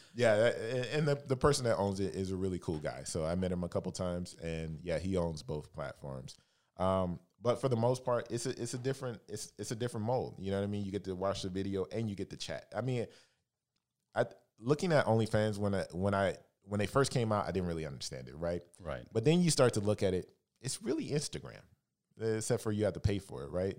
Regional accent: Alabama, United States; moved away as an adult; also born or lived in San Francisco; now in Los Angeles, United States; I'm originally from Alabama, uh, born and raised

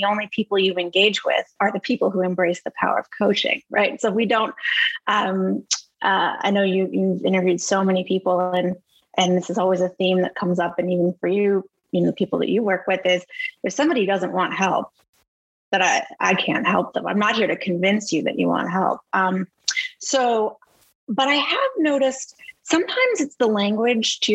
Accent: Boston, Massachusetts, United States; moved away as an adult; also born or lived in Los Angeles; I'm from Boston originally, and I moved from Los Angeles back to Boston

